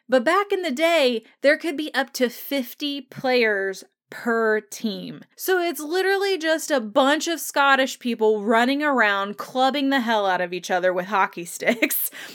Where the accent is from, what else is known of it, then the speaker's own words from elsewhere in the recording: Indiana, United States; I'm from Indiana